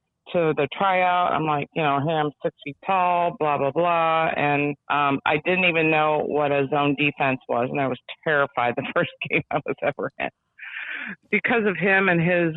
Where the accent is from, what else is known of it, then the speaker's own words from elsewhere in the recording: Northbrook, Illinois, United States; we grew up in Northbrook on a very, very tight street.